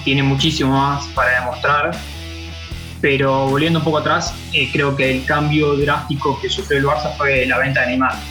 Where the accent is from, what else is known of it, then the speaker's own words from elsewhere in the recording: Argentina; yo como argentino